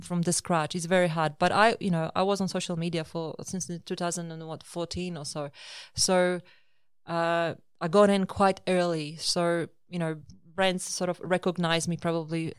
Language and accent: English; Poland; moved away as an adult; also born or lived in Australia; I was born in Poland, and after finishing my universi-, university, I immigrated to Australia in two thousand six